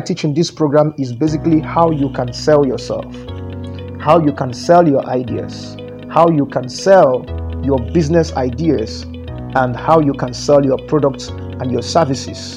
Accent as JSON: {"language": "English", "country": "Nigeria"}